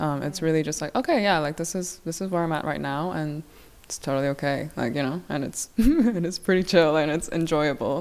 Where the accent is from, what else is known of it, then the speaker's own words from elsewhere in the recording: Hong Kong; also born or lived in South Korea; I am originally from South Korea. I grew up in Hong Kong